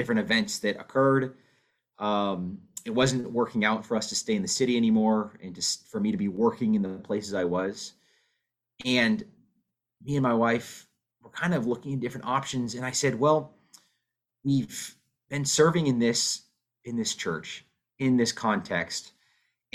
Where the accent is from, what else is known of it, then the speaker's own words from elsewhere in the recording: West Coast, United States; moved away as an adult; also born or lived in Chicago, Illinois; now in Wilmette, United States; I am originally from the West Coast